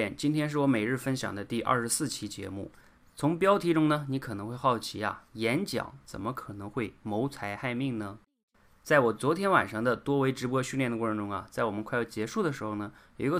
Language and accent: Chinese; China; 我们中国人呢从小本来就演讲的机会就少